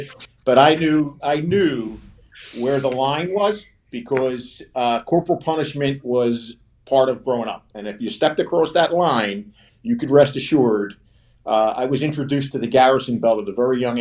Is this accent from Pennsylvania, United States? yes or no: yes; Philadelphia, Pennsylvania, United States; now in Florida, United States; I was born and raised in South Philadelphia in a very ethnic neighborhood